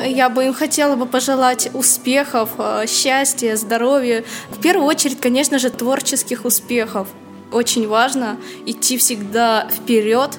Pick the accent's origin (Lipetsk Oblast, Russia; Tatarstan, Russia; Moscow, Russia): Tatarstan, Russia; Naberezhnye Chelny; я из Республики Татарстан, город Набережные Челны